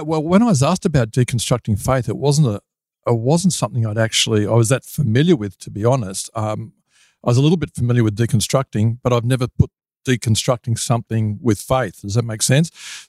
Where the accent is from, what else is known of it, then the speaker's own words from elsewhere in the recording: Sydney, New South Wales, Australia; moved away as an adult; now in Lake Macquarie, Australia; I was originally from the Sutherland Shire in Sydney, and I spent the first few decades there